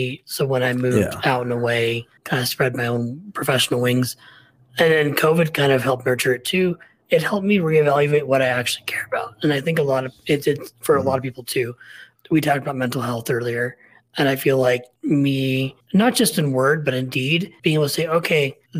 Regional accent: Portland, Oregon, United States; I'm from Portland.

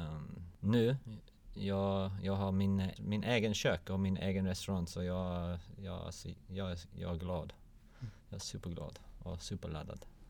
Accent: London, United Kingdom; Swedish is a second language; moved away as an adult; now in Malmö, Sweden; Jag kommer från London

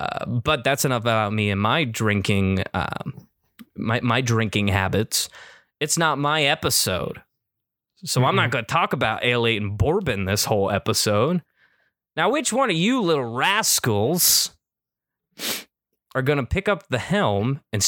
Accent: Kentucky, United States; Two of us were raised, born and raised in the Commonwealth of Kentucky.

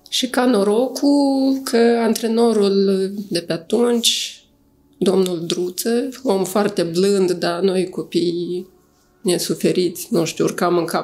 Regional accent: Moldova; moved away as an adult; also born or lived in Chișinău, Moldova; now in Cluj-Napoca, Romania; Eu m-am născut în Uniunea Sovietică

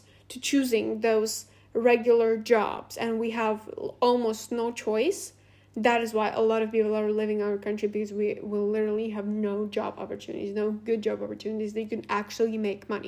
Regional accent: Latvia; first language Russian; English is a second language; it is not very convenient also to live here for me, for example, because my native language is also Russian

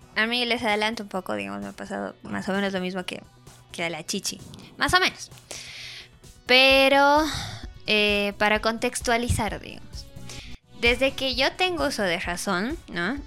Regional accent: Bolivia; yo sí estoy bien orgullosa de ser, no sé si bien orgullosa de ser boliviana

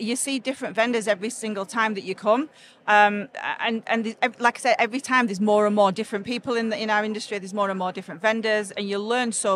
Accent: Sheffield, Yorkshire and the Humber, United Kingdom; I'm from Sheffield, so literally just down the road from here. Or if I say it properly, down road from here

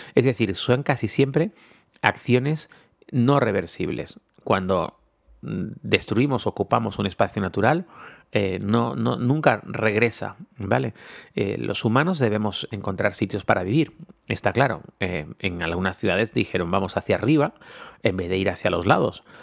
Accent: Canary Islands, Spain; somos siete islas, ocho si contamos la graciosa

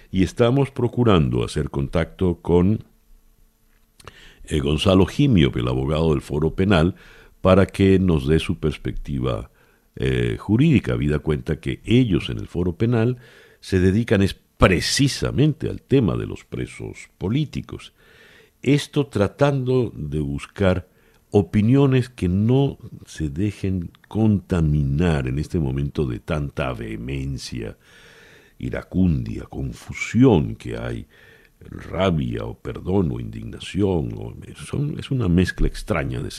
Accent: Venezuela; Somos los venezolanos los que no tenemos gasolina.

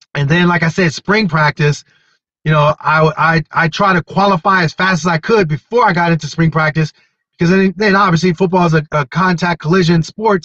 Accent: Wilkes-Barre, Pennsylvania, United States; My hometown, Wilkes-Barre

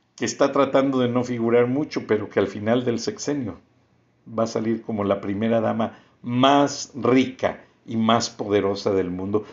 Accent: Bajío, Mexico; yo crecí en el Bajío, una comunidad que en los 60s y 70s se hizo completamente migrante

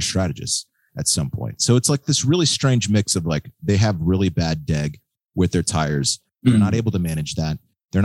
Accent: Texas, United States; I am Texan

